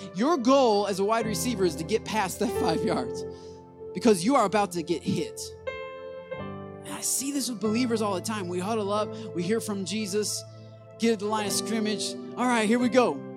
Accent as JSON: {"language": "English", "region": "Michigan", "country": "United States", "said": "I'm from Michigan where we are born into Detroit Lion fandom."}